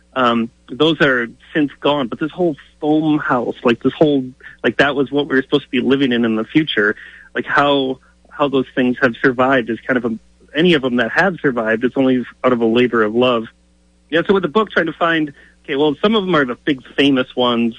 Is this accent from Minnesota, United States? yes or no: yes; Minnesota, United States; also born or lived in Italy; I'm from Minnesota